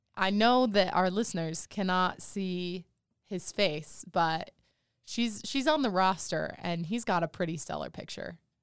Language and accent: English; Monticello, Utah, United States; I am from Monticello